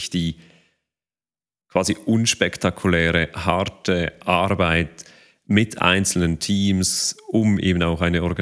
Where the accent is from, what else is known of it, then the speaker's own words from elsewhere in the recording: Switzerland; Bei uns in der Schweiz, meine persönliche Einschätzung wäre, dass das Thema ein Stück weit schon noch als neu wahrgenommen wird.